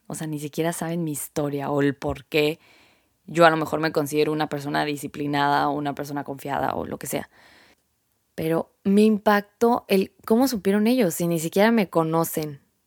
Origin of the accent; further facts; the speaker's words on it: Sonora, Mexico; Soy mexicana y acá en el norte